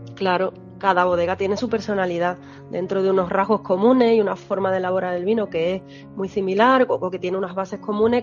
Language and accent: Spanish; Moguer, Andalusia, Spain; moved away as an adult; also born or lived in Madrid / London / Mexico; now in Jerez de la Frontera, Spain; la zona de donde yo vengo, de Huelva a Moguer